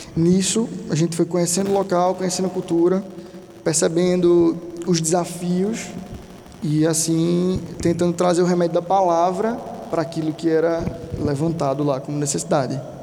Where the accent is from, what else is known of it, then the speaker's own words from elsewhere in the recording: Brazil; eu nunca nem saí do Brasil